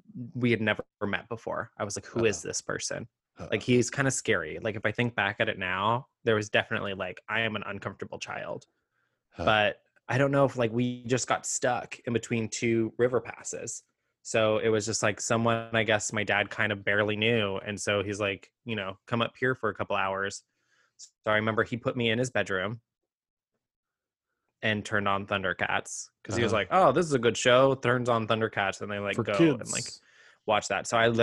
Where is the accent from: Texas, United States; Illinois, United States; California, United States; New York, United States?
Texas, United States; where I grew up in the Hill Country, it floods pretty intensely, like once a year